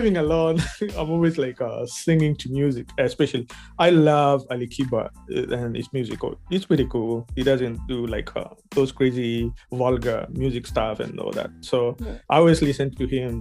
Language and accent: English; Kenya; accent: Kenyan English; moved away as an adult; now in Missouri, United States; I'm a Kenyan by birth. And yeah, I grew up in Kenya, actually. Then I moved to the U.S. in 2015.